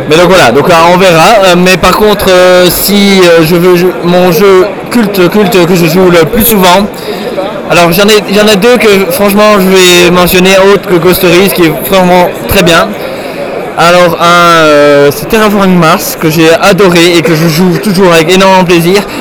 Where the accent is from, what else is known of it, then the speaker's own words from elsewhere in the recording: Nivelles, Walloon Brabant, Belgium; j'ai pas de pseudo et je viens de Nivelles.